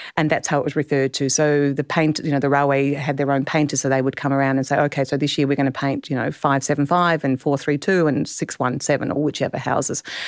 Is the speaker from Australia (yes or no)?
yes; Clare Valley, South Australia, Australia; also born or lived in Adelaide; I grew up in the Clare Valley